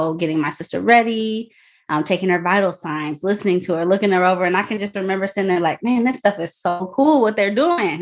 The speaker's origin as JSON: {"language": "English", "area": "near Chicago", "region": "Illinois", "country": "United States", "said": "I'm from Illinois, a little bit away from Chicago"}